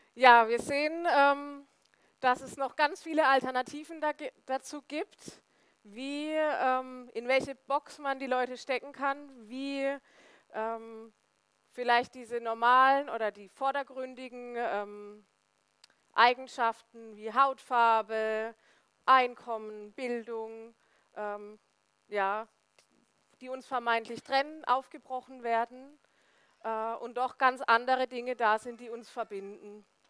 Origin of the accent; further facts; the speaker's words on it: Söllingen, Baden-Württemberg, Germany; also born or lived in Remchingen; ich bin im wunderschönen Söllingen im Finstal aufgewachsen